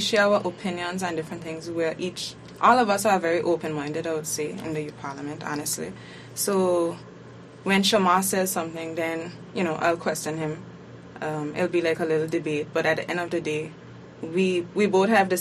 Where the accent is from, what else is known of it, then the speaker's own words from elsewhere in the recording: Anguilla; I'm from District 6.